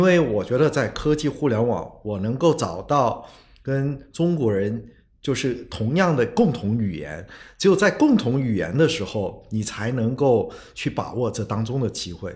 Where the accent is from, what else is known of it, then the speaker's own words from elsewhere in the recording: Singapore; first language Chinese; 我虽然在新加坡出生长大，但我一出生就是说中文嗯。呃，其实在我家里汉语是我的母语